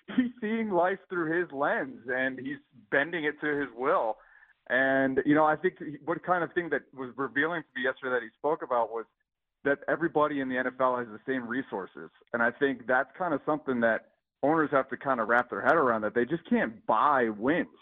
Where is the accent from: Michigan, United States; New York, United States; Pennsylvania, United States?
Pennsylvania, United States; Pittsburgh; moved away; also born or lived in New England; I'm from Pittsburgh originally yeah. and then kind of moved to New England